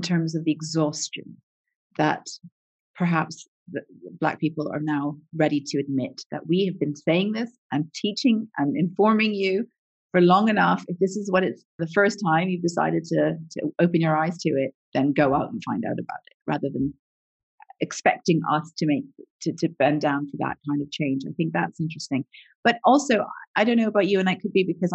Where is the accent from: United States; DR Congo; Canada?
Canada; I grew up in Canada. So we're a multicultural country